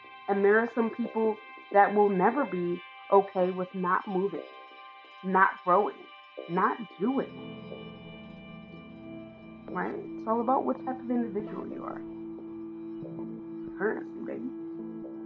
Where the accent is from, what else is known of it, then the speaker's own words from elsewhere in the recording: United States; I'm from America.